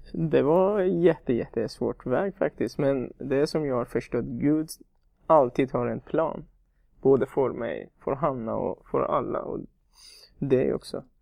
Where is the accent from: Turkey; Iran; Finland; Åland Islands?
Iran; Swedish is a second language; moved away as an adult; also born or lived in Afghanistan; now in Sweden; Jag kommer från Afghanistan, men jag är uppvuxen i Iran.